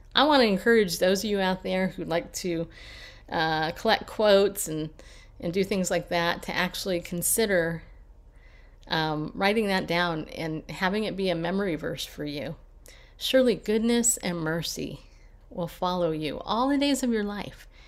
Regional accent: California, United States; also born or lived in New York; now in Tennessee, United States; I grew up in California

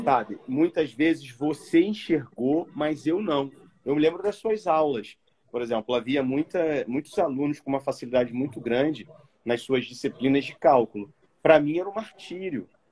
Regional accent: Rio de Janeiro, Brazil; eu vim do subúrbio do Rio, então sou de Quintino

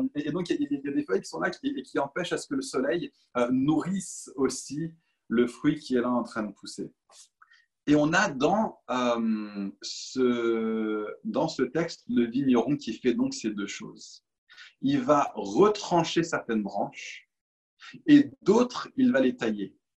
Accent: Paris, Île-de-France, France; Je suis parisien

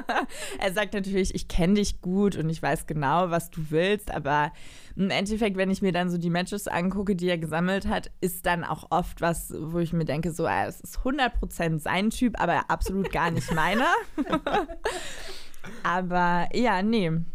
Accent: Cologne, North Rhine-Westphalia, Germany; als Kölnerin

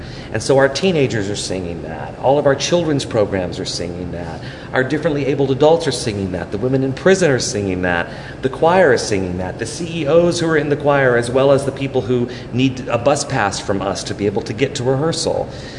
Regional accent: New York City, New York, United States; Because look, I mean, I grew up in New York. Donald Trump went to my church.

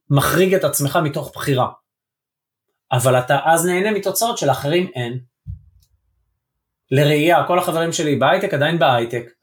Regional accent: Israel; יש לי מבטא כי אני בישראל ואני לא נולדתי באנגליה

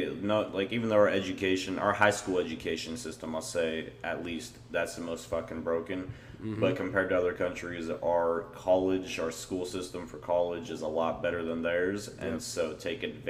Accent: the South, United States

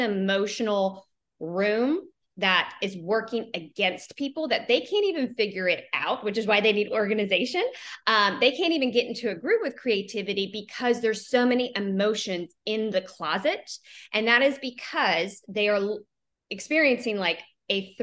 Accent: Jacksonville, Florida, United States; I come from Jacksonville, Florida

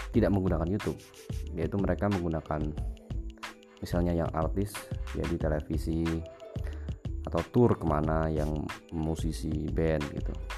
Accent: Pekalongan, Central Java, Indonesia; moved away as an adult; now in Semarang, Indonesia; Saya berasal dari Pekalongan.

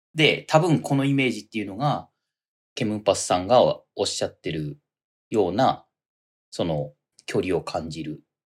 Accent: Toyama, Japan; moved away as an adult; now in Tokyo, Japan; 僕、富山出身ですけど

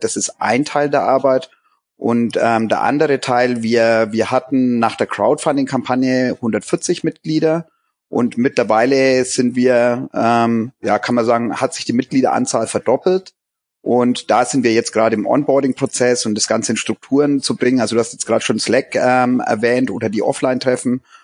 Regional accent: Germany; bei uns in Deutschland

